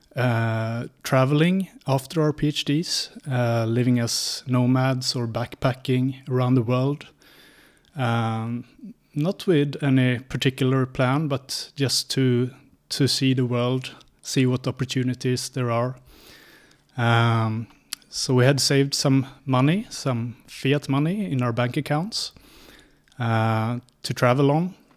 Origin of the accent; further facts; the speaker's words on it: Sweden; moved away as an adult; also born or lived in Linköping; now in Prague, Czechia; I'm from Sweden. So I grew up in a small village in Sweden